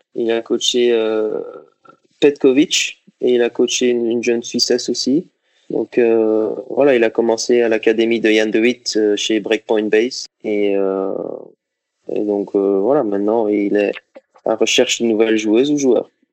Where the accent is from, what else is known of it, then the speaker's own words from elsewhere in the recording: Liège, Wallonia, Belgium; moved away as an adult; now in Monaco; J'ai commencé le tennis euh, à Liège, c'est ma ville natale en Belgique